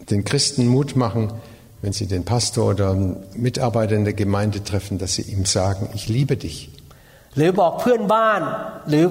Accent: Thailand; German is a second language; Und ich bin Thailänder und bin im thailändischen Umwelt groß geworden und da ist, da, da ist es nicht normal, dass man sagt, ich liebe dich.

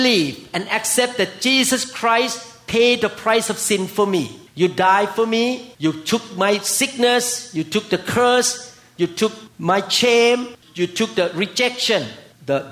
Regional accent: Thailand; now in United States; I came from Thailand

